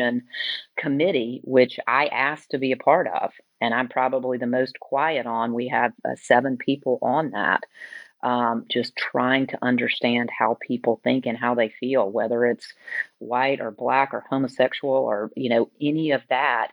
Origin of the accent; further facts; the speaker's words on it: Alabama, United States; now in Atlanta, United States; I grew up in Alabama.